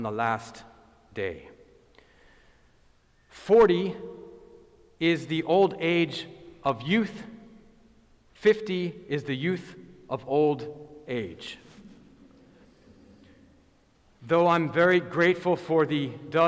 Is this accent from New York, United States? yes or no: no; Boston, Massachusetts, United States; I am from Boston